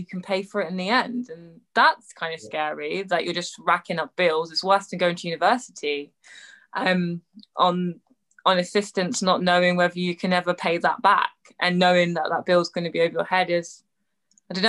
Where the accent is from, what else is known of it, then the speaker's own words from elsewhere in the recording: England, United Kingdom; I'm English